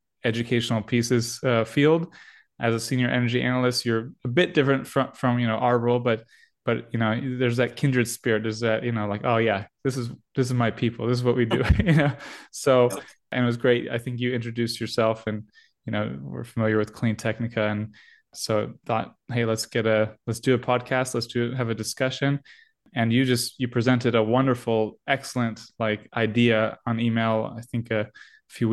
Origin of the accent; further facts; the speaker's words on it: United States; we're American